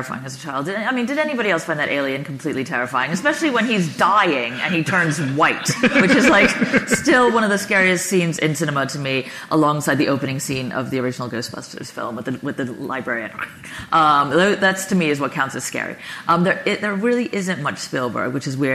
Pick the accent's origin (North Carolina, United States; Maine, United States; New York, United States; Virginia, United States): New York, United States; I was born in 1978 on the Upper East Side in New York